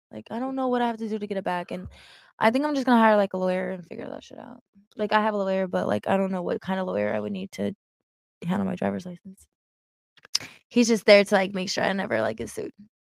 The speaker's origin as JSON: {"language": "English", "region": "Colorado", "country": "United States", "said": "I'm from Colorado."}